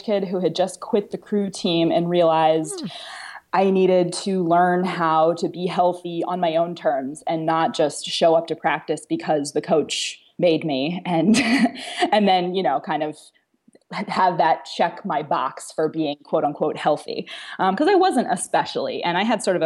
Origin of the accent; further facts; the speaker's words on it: Boston, Massachusetts, United States; now in Florida, United States; I am moving to Boston, which is where I'm from originally.